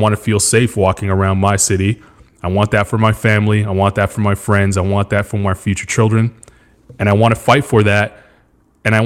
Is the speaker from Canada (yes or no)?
yes; Montreal, Quebec, Canada; moved away as an adult; also born or lived in Australia; now in United States; I grew up with in Montreal, Quebec, Canada, in a place called NDG